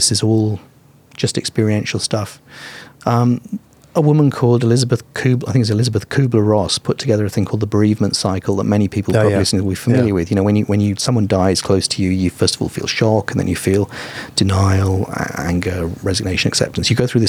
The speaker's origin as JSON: {"language": "English", "country": "Vietnam", "said": "Vietnam. We were boat people. I was in an open boat at sea for like weeks."}